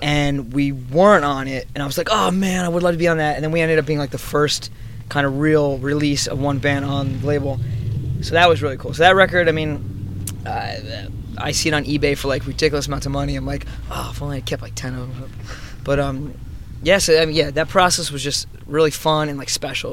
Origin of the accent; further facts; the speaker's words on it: Newton, New Jersey, United States; I was from a small little town, uh, Newton, New Jersey